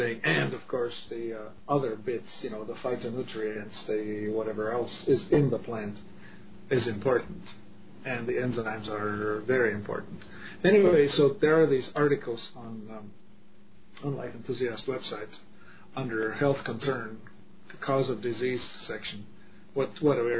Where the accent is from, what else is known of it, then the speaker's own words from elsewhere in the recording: Czechia; moved away; I grew up in Europe, in the, Czech Republic